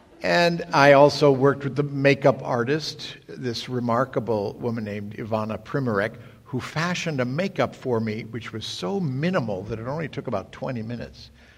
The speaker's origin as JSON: {"language": "English", "country": "United States", "said": "I was the only American to come over and play the most famous figure of England's 20th century."}